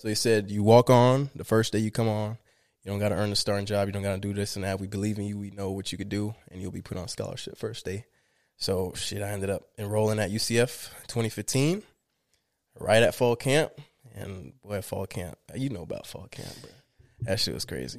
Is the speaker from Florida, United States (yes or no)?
yes; Miramar, Florida, United States; born or raised there; also born or lived in Limón, Costa Rica